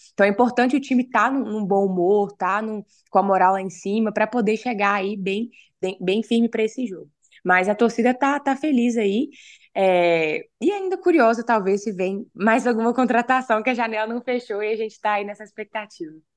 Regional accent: Ipatinga, Minas Gerais, Brazil; eu sou de Patinga

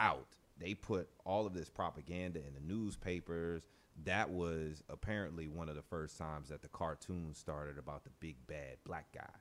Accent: New Orleans, Louisiana, United States; growing up in New Orleans

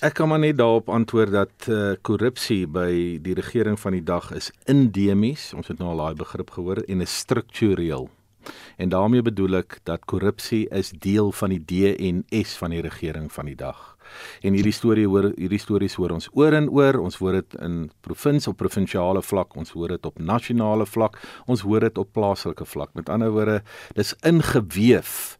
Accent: South Africa; Dit is wat ons as Suid-Afrikaners een maak.

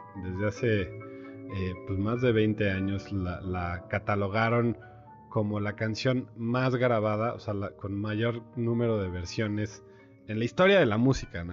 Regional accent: Mexico; como mexicanos

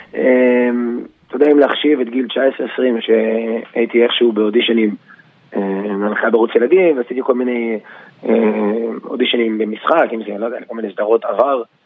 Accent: Yavne, Central District, Israel; אני באתי מיבנה

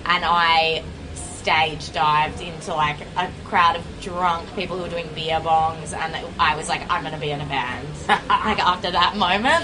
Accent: Mornington Peninsula, Victoria, Australia; I grew up in the Mornington Peninsula

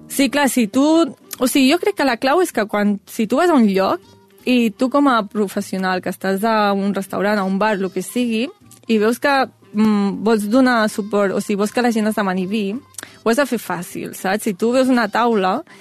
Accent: Granollers, Catalonia, Spain; jo sóc de Granollers, Granollers forma part de la Déu Alella

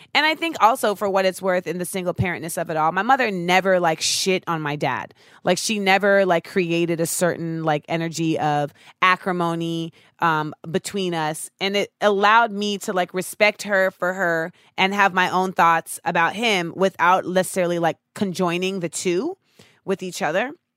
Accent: Orlando, Florida, United States; growing up in Orlando

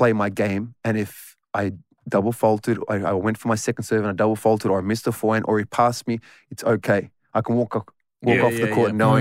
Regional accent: Footscray, Victoria, Australia; I was born and raised in Footscray

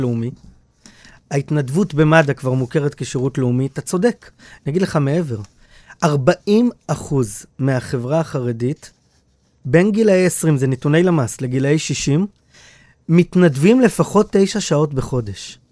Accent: Bnei Brak, Tel Aviv District, Israel; also born or lived in Jerusalem; מבני ברק, איפה שגדלתי, בתור ילד

